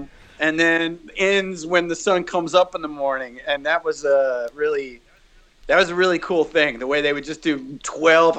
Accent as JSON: {"language": "English", "country": "United States", "said": "I'm an American"}